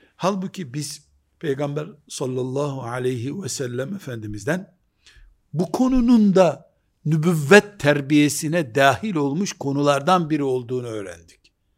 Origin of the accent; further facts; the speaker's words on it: Black Sea Region, Turkey; Bizim Karadeniz yöresinde hoca efendiler